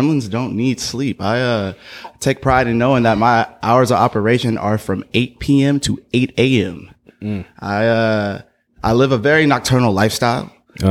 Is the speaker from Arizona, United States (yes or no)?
yes; Arizona, United States; also born or lived in Oakland; So I grew up for a long time in Arizona